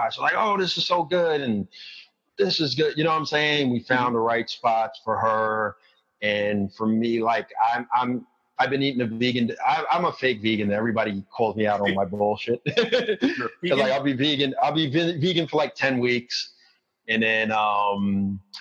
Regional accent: New York City, New York, United States; I'm from Queens, but I'm from the kind of the outskirts of Queens where you kind of need a car

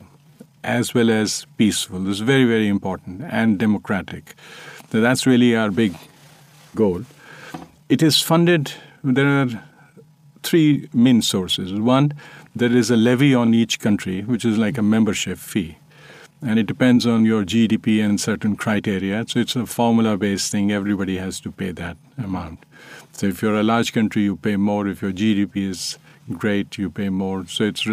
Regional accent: India

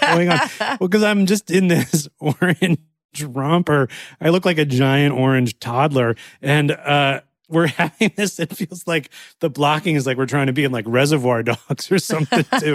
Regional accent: Cleveland, Ohio, United States; I grew up in Cleveland, Ohio, and I really wanted to move to New York

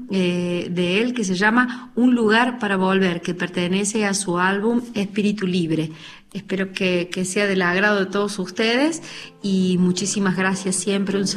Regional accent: Córdoba, Argentina; soy artista, cantora de Córdoba

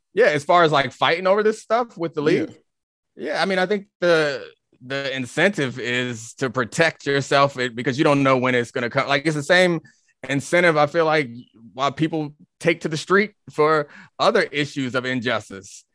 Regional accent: Baltimore, Maryland, United States; I'm from Baltimore

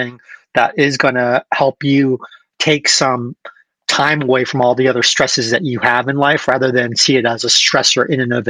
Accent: United States; being American

